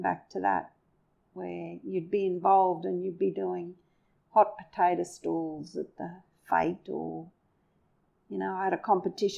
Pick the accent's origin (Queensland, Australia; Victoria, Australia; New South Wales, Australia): Queensland, Australia; Cloncurry; also born or lived in Emerald, Queensland; now in Charleville, Australia; my hometown was Cloncurry and it's a small little town and very similar to Charleville